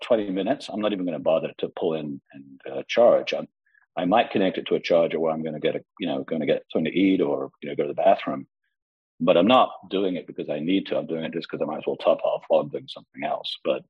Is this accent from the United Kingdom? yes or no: yes; London, United Kingdom; London did, my hometown